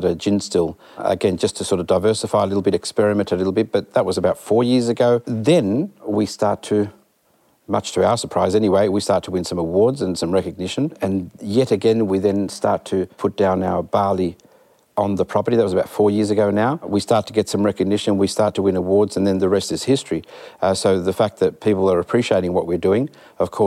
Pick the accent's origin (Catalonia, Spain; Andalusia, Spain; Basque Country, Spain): Andalusia, Spain; Malaga; moved away; we happened to be Spanish. So I was born in Malaga, southern Spain, Andalusia